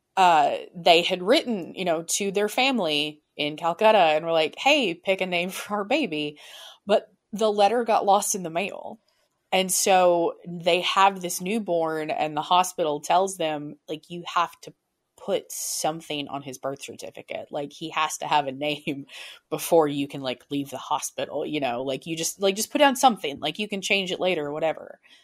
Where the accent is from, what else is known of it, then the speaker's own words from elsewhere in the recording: United States; I have spent my entire life in America. My family has been American for generations.